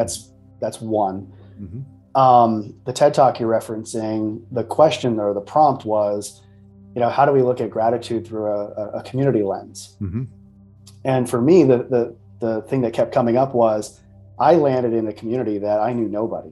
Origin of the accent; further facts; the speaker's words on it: Midwest, United States; I'm from the Midwest, so passive aggressiveness is the way we sort of live